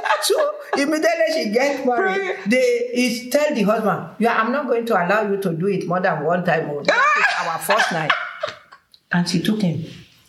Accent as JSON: {"language": "English", "area": "Ijumu", "region": "Kogi", "country": "Nigeria", "also_born_or_lived": "Oshogbo", "said": "because we are from Ijumu area"}